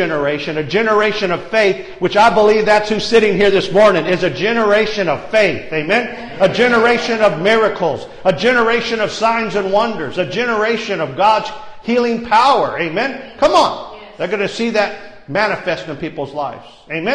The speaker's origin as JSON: {"language": "English", "country": "Ireland", "said": "I'm Irish"}